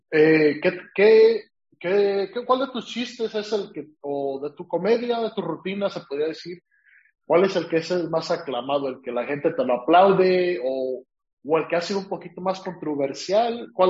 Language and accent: Spanish; California, United States; pues somos californianos, decimos, eh, ¿qué onda, dude?